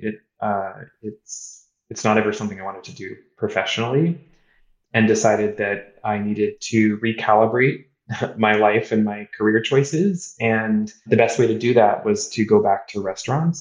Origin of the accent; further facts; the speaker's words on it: Kansas City, United States; moved away as an adult; also born or lived in Boston / New York; I, grew up in Kansas City. I grew up in the Midwest, eating barbecue, steak, and fast food